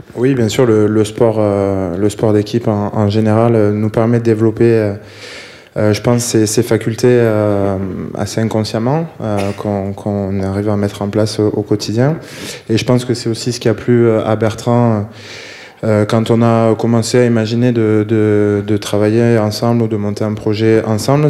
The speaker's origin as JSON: {"language": "French", "area": "Bordeaux region", "region": "Nouvelle-Aquitaine", "country": "France", "moved": "yes", "said": "de la région bordelaise, on est, on est plusieurs joueurs à en être originaires"}